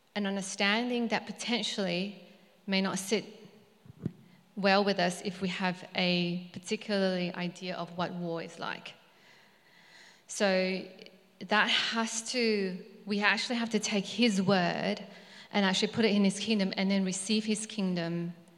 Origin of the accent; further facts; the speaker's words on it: Malaysia; moved away; I was born in Malaysia. So my ethnic background is Chinese